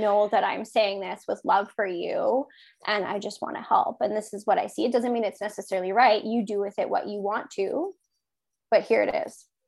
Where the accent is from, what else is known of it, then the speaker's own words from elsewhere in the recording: Regina, Saskatchewan, Canada; now in Kipling, Canada; I'm from Regina originally